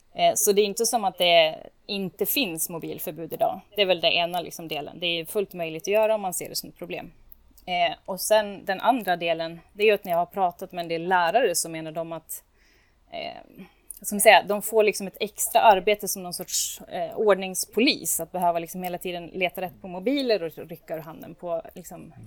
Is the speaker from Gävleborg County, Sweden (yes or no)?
no; Borlänge, Dalarna County, Sweden; now in Uppsala, Sweden; jag växte upp i Bålänge